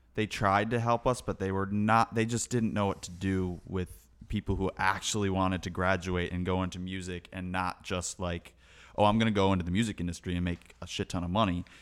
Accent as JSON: {"language": "English", "town": "Chicago", "region": "Illinois", "country": "United States", "tie": "born or raised there", "moved": "yes", "said": "I was born in Chicago"}